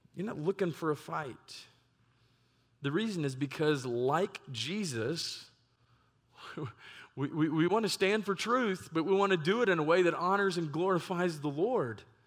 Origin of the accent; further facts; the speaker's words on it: Lewisville, Texas, United States; also born or lived in Ohio; what I would consider my hometown of Louisville, Texas